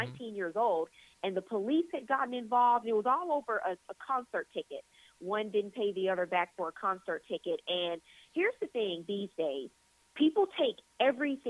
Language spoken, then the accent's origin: English; Louisiana, United States; I'm born and raised in Louisiana